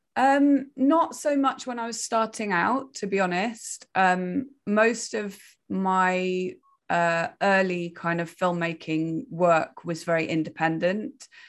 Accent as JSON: {"language": "English", "region": "Wales", "country": "United Kingdom", "tie": "born or raised there", "said": "I'm originally from Wales. I grew up in the countryside in the middle of nowhere"}